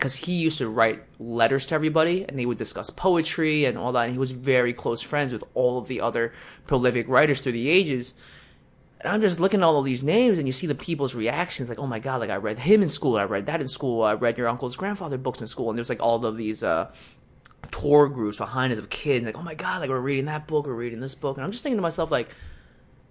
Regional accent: United States; I'm from America

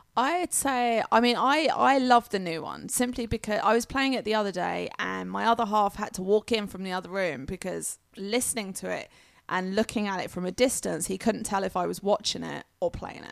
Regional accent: England, United Kingdom; now in United States; being English

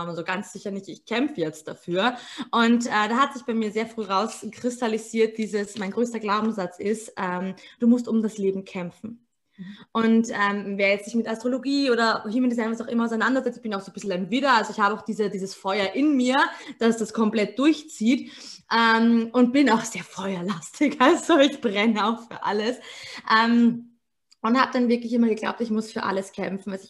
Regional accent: Vienna, Austria; ich bin 28 und komme aus Wien, äh, gebürtige Wienerin auch geboren.

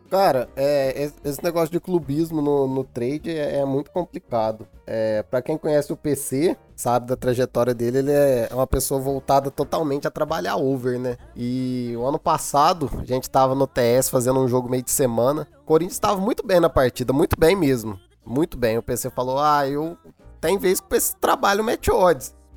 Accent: Minas Gerais, Brazil; Sou atleticano, sou mineiro, torço pro time do meu estado

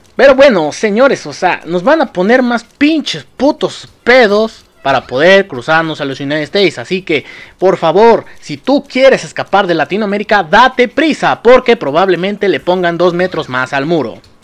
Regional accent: Mexico; nosotros como mexicanos

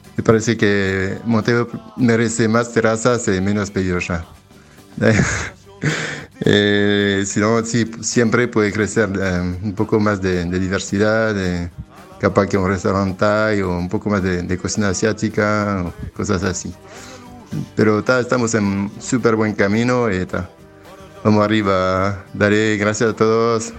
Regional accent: France; now in Uruguay; yo soy de Francia

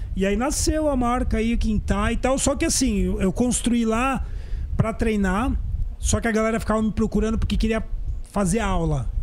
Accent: São Paulo, Brazil; Eu sou paulistano, nasci mesmo na capital aqui

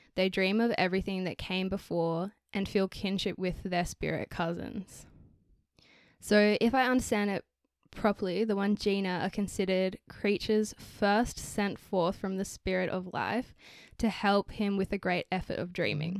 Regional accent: Australia; we're from Australia

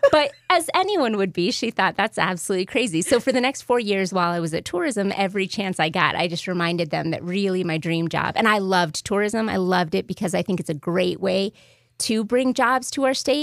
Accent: New Mexico, United States; moved away as an adult; I'm from New Mexico, so when I came home

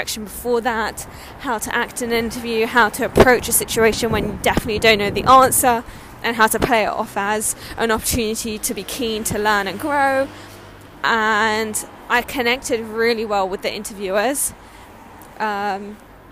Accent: Sydney, New South Wales, Australia; now in London, United Kingdom; I was born in Sydney, Australia, and I have deep-rooted connection to that country

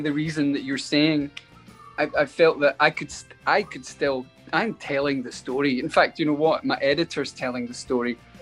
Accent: Glasgow, Scotland, United Kingdom; now in Los Angeles, United States; we're Scottish

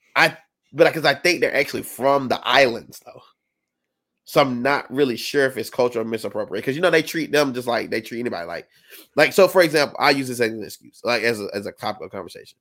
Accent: South Carolina, United States; I'm from South Carolina

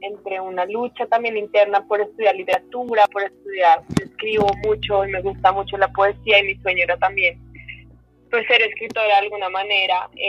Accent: Bogotá, Colombia; Yo soy de Bogotá, 100% de Bogotá. Em, tengo papás, un papá que nace aquí en Bogotá, pero tiene, em, tuvo papás de Nariño, mi mamá es costeña, pero vive desde hace mucho tiempo acá.

